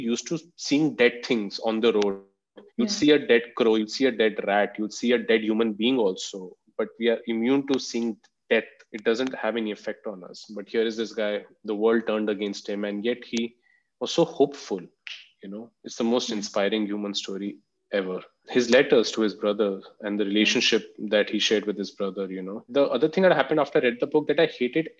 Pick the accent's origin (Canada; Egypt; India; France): India; Delhi; growing up in Delhi